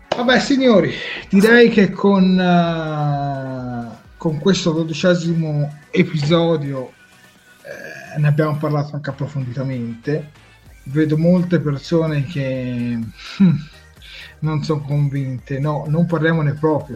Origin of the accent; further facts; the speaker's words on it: Tuscany, Italy; noi siamo toscani